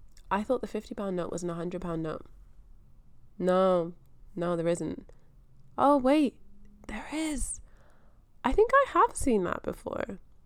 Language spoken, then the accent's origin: English; Scotland, United Kingdom; now in Australia; So yeah, I am from Scotland. I grew up in Scotland. I've only ever been to school in Scotland.